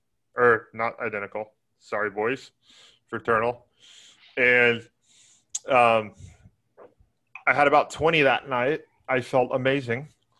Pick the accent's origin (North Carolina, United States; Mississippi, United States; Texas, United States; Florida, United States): Texas, United States; I'm from Texas. We don't even know what Wisconsin is down here.